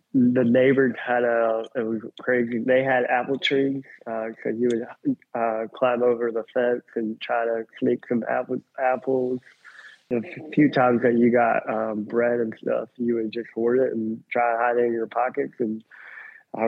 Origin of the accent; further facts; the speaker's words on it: Birmingham, Alabama, United States; moved away as an adult; also born or lived in Zvenyhorodka, Ukraine / Uman, Ukraine; now in Tennessee, United States; They brought me to Birmingham, Alabama. And so I grew up in Birmingham for a long time until 2017